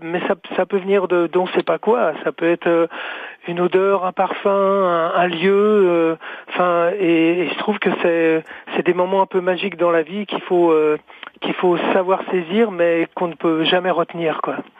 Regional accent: France; chez nous en France

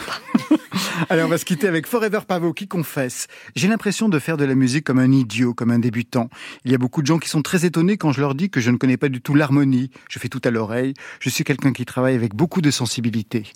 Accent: Auvergne-Rhône-Alpes, France; je suis auvergnat et je danse pas à la bourrée

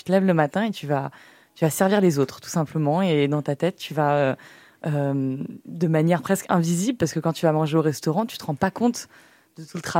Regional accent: France; Et puis, on est, on est français. C'est aussi dans notre ADN, je pense.

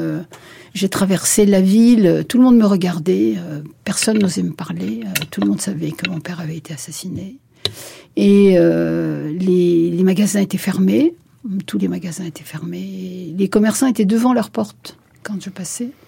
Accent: Béjaïa, Béjaïa Province, Algeria; Je suis née à Bougie, à 200 km de, à l'est d'Alger, une très très jolie ville au bord de l'eau, magnifique

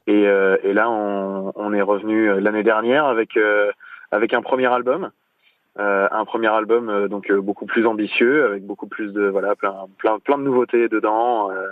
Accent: Rouen, Normandy, France; On est de Rouen

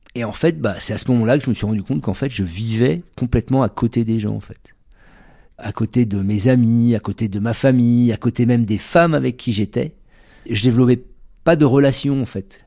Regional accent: Bordeaux, Nouvelle-Aquitaine, France; je suis originaire de Bordeaux

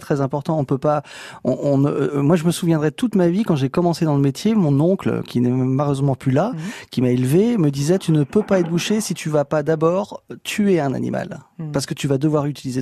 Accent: Breton, Brittany, France; je suis breton.

